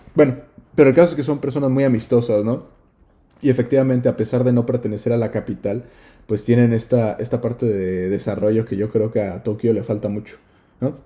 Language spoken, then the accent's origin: Spanish; Mexico; moved away; nosotros somos de México